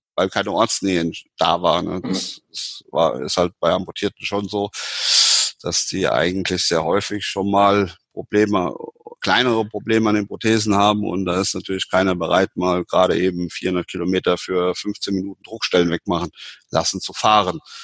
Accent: Stockum-Püschen, Rhineland-Palatinate, Germany; in meinem Heimatort in Stockopüschen, also mit, also mitten im Westerwald

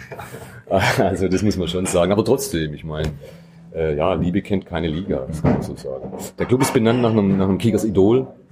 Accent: near Metzingen/Reutlingen, outside Stuttgart, Baden-Württemberg, Germany; Ich komme auch nicht direkt aus Stuttgart, sondern ich aus dem Umland Richtung Metzingen, Reutlingen bin ich aufgewachsen.

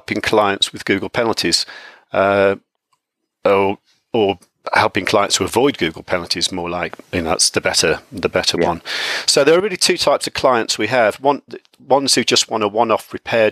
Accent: United Kingdom; I'm from the UK

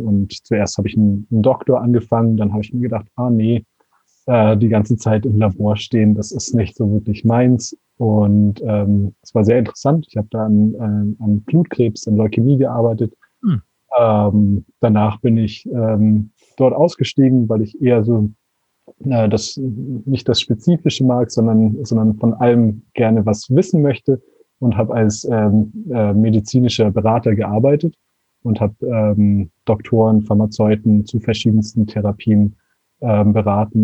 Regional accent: Konstanz, Baden-Württemberg, Germany; moved away as an adult; now in Portugal; Ich bin aus ja, Deutschland, ich komme aus Konstanz, ähm, am schönen Bodensee

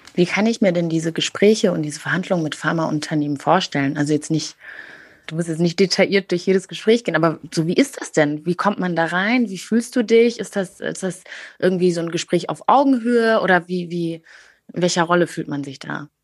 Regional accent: Germany; als Deutsche

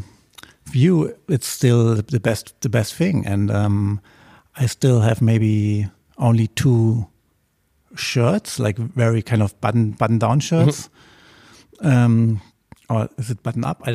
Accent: Germany; I grew up on the German countryside, in a very small village with 600 inhabitants

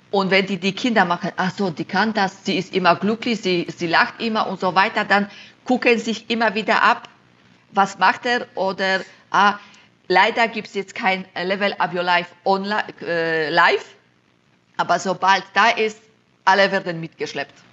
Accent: Silesian Voivodeship, Poland; German is a second language; now in Germany; ich komme aus Schlesien in Polen, dann kann ich auch Schlesisch sprechen. Jetzt wohne ich im Schwabenländle, da kann ich auch ein bisschen Schwabenländle.

